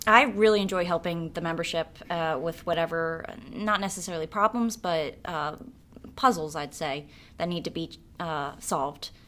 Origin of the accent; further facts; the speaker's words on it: Pike Township, Pennsylvania, United States; also born or lived in Pottstown; I grew up in Pike Township, which is in Berks County, uh, specifically the Hill Church area. and I actually still reside there